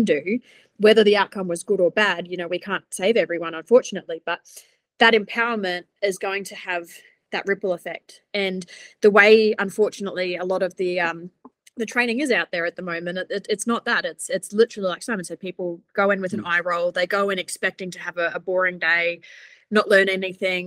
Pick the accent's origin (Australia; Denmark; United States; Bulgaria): Australia; now in New Zealand; I'm from Australia and it's exactly the same over there